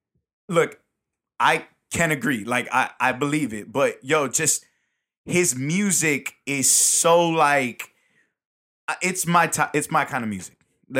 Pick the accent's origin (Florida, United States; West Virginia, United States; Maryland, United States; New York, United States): New York, United States; New York City; moved away; I was born in Brooklyn.